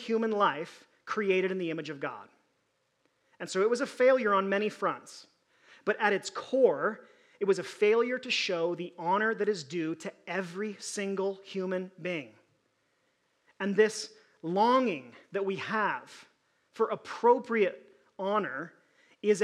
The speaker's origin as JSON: {"language": "English", "country": "United States", "said": "American Christians"}